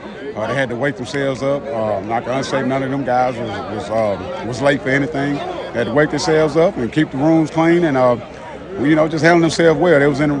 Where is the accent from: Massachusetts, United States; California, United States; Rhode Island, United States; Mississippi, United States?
Mississippi, United States; Picayune; some guys from my hometown. Family, Chris is my family. Monte, like family, grew up on the same street, man, South Blanks